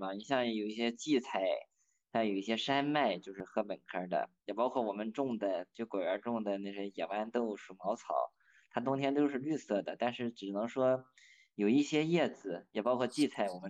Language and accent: Chinese; Yantai, Shandong, China; 我是在我的老家烟台做生态苹果的种植，